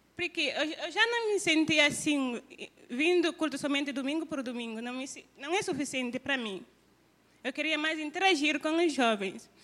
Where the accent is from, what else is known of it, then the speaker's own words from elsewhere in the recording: Guinea-Bissau; moved away as an adult; now in Brazil; eu sou de Guiné-Bissau e eu estou aqui estudando no seminário Cristo para as Nações